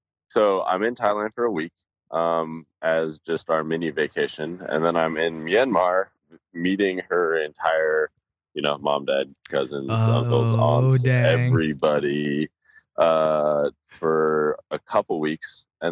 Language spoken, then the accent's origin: English; Colorado, United States; I'm a skier. You know, I'm from Colorado. Right. I've skied my entire life since I was like 3 years old.